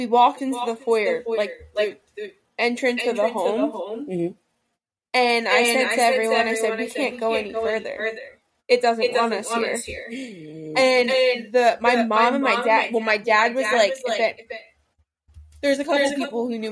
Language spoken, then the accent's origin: English; Lacey, New Jersey, United States; my hometown in like Lacey